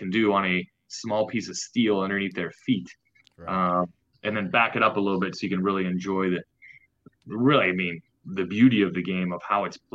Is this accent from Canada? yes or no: yes; Canada; now in North Carolina, United States; Being Canadian, I did grow up on a lake